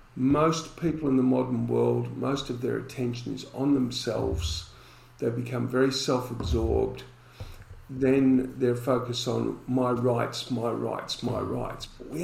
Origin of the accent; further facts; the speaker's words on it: Collingwood, Victoria, Australia; when I was growing up in Collingwood, if you wanted to place a bet, you had to walk out the door, walk down the street, round the corner to go into the betting shop.